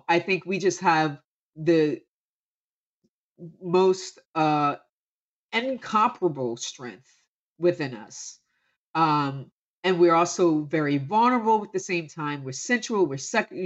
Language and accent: English; Camden, New Jersey, United States; growing up from Camden, New Jersey